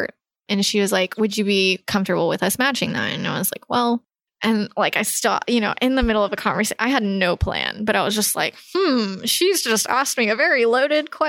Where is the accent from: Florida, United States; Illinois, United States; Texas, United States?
Texas, United States; moved away as an adult; now in San Francisco, United States; I was from Texas